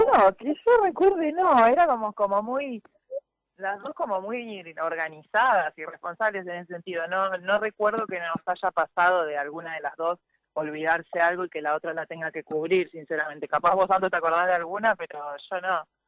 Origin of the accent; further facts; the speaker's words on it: Tortugas, Santa Fe, Argentina; yo soy de Tortugas, de Santa Fe